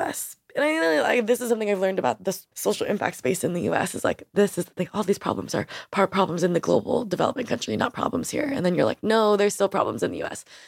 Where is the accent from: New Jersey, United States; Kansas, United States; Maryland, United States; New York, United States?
New York, United States; I grew up in New York